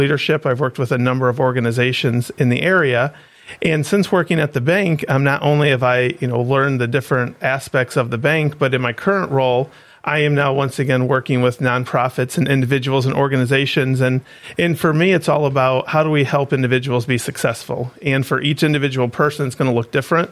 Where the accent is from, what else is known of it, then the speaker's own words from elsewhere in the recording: Oak Harbor, Ohio, United States; now in Defiance, United States; I'm originally from Oak Harbor, Ohio, and I currently live in Defiance.